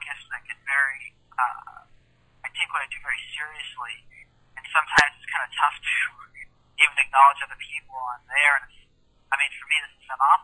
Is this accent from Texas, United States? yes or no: no; Arizona, United States; I'm from Arizona, and I'm an actor